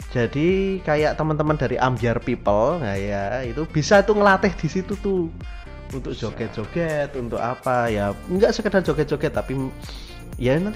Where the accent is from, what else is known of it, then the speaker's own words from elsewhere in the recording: Indonesia; Kan kita orang Indonesia, baju daerah.